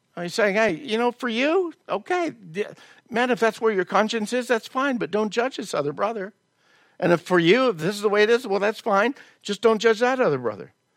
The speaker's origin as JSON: {"language": "English", "region": "the South", "country": "United States", "tie": "born or raised there", "moved": "yes", "said": "I was raised in the South"}